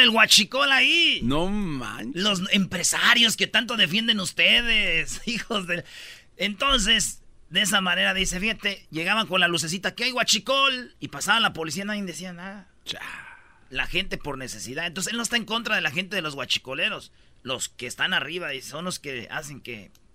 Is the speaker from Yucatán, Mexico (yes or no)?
no; Jiquilpan, Michoacán, Mexico; moved away; also born or lived in La Jara; yo nací en Jiquilpa, viví mucho tiempo en Jiquilpa, pero también viví en La Jara y orgullosamente de mi ranchito.